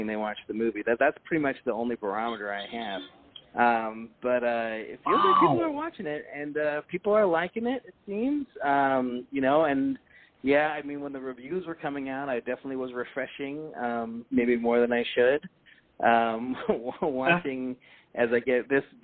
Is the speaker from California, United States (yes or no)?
yes; Berkeley, California, United States; I grew up in Berkeley